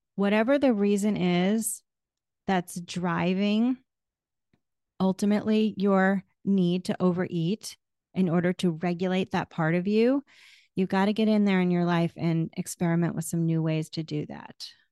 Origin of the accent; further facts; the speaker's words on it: New England, United States; moved away; also born or lived in Florida; I grew up in New England